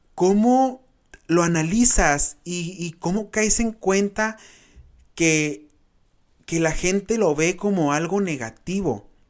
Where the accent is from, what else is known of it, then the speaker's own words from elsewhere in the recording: Benjamín Hill, Sonora, Mexico; de mi pueblo, porque soy pueblerino, chamacos, orgullosamente un pueblo ferrocarrilero, Benjamín Hill